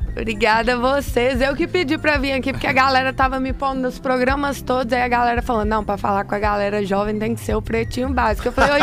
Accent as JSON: {"language": "Portuguese", "town": "Belo Horizonte", "region": "Minas Gerais", "country": "Brazil", "said": "parece um pouco pelo pelo sotaque, mas eu sou mineira. Eu sou de BH"}